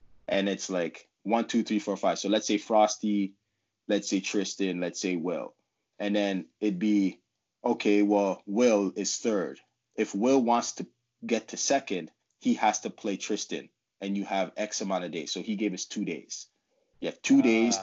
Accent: Ottawa, Ontario, Canada; I'm from Ottawa, so I lived at home

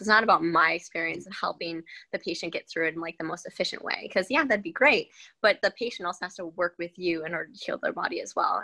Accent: Minnesota, United States; also born or lived in Wisconsin; I was born in Wisconsin. Then um, my dad was transferred to Minnesota, so then I was mainly raised there.

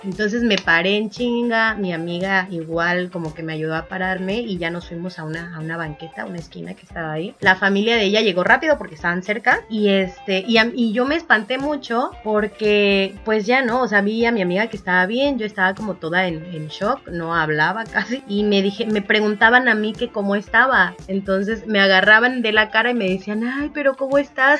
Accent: Puerto Escondido, Oaxaca, Mexico; also born or lived in Puebla; ya estoy ahora en Puerto Escondido, Oaxaca, mi tierra natal

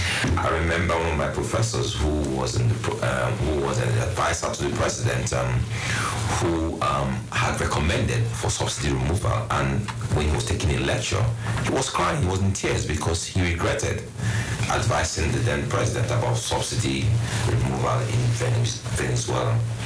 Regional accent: Nigeria; My job is to propose because I'm a Nigerian.

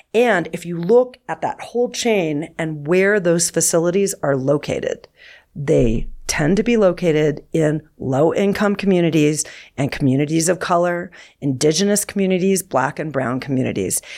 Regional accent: Southern California, United States; I grew up near the Pacific Ocean in Southern California

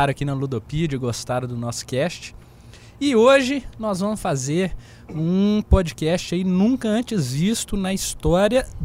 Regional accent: Minas Gerais, Brazil; nós somos de Minas

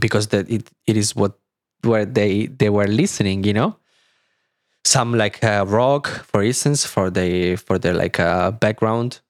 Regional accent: small city about 30 km from Milan, Lombardy, Italy; English is a second language; moved away as an adult; now in Berlin, Germany; in Milan, which is, like, thirty kilometers from my, from my hometown

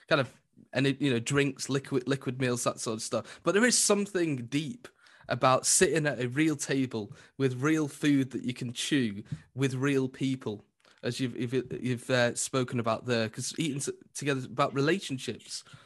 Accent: Lancashire, North West England, United Kingdom; I'm from Lancashire

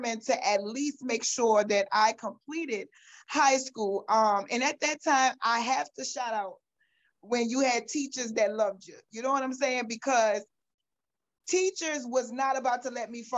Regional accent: New Orleans, Louisiana, United States; I was born and raised in New Orleans, Louisiana. I'm mostly a West Bank girl, was born and raised in Algiers

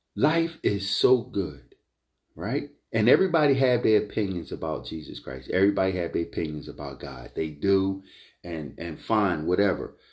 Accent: Philadelphia, Pennsylvania, United States; this is from the United Evangelistic Church uh, of Philadelphia. All right, this is my hometown church

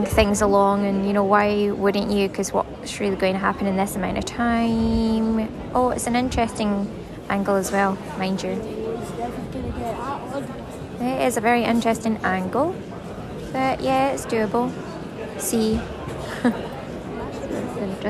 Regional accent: Ayrshire, Scotland, United Kingdom; Ayrshire Bulls, that's my hometown.

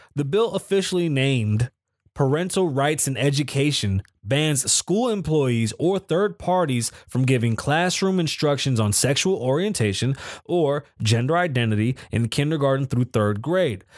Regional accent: New York City, New York, United States; accent: Bronx; I'm from the Bronx

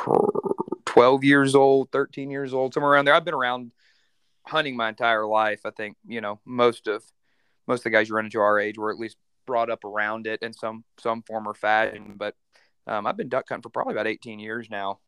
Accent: West Tennessee, United States; now in Arkansas, United States; I'm born and raised in West Tennessee

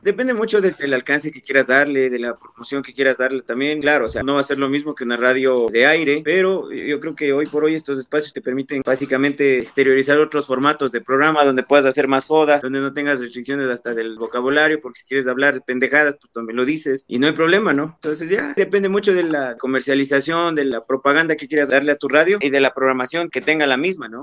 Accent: Pelileo, Tungurahua, Ecuador; yo soy de Pelileo, acá en Tunguragua

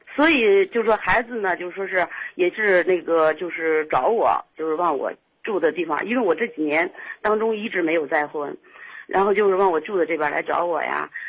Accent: Shijiazhuang, Hebei, China; 我是石家庄的

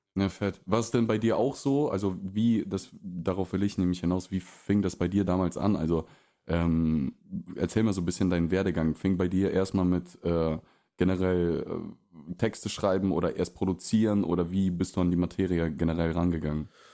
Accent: Russia; also born or lived in Oldenburg, Germany; now in Germany; aufgewachsen in Russland, dann hier in Deutschland in eine relative Kleinstadt äh, gekommen und hier nicht aufgewachsen

